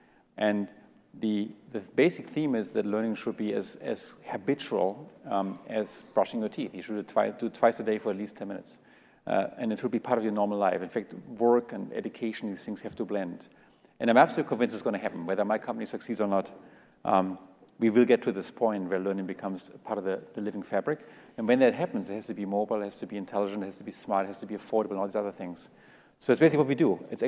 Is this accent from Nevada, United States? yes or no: no; California, United States; Just because we grew up in California and we went to Stanford doesn't mean we are any better than all these people in Russia and all these people in Africa